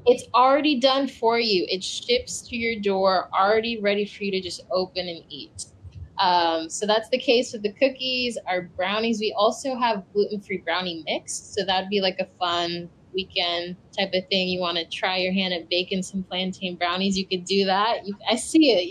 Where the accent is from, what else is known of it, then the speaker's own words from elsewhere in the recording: United States; I'm from Ghana. Um, I'm West African, but I was born and raised here in the States